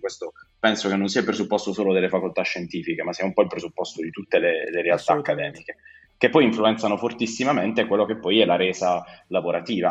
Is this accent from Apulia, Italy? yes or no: yes; Bari, Apulia, Italy; Io sono di Bari, sono un giovane medico come Federico